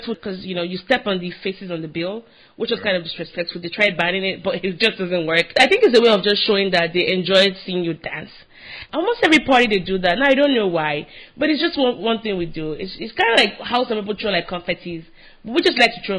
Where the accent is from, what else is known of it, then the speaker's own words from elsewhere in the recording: Nigeria; now in United States; I'm Nigerian